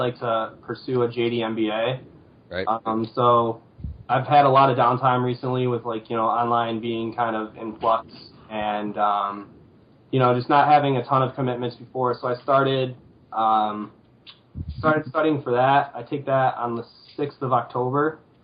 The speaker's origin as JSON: {"language": "English", "town": "Sterling Heights", "region": "Michigan", "country": "United States", "also_born_or_lived": "East Lansing, Michigan", "said": "I'm originally from Sterling Heights, and I went away to school in East Lansing"}